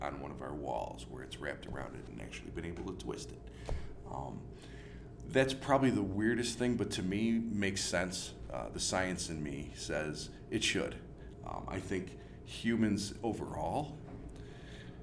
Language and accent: English; Greece, New York, United States; I grew up in Greece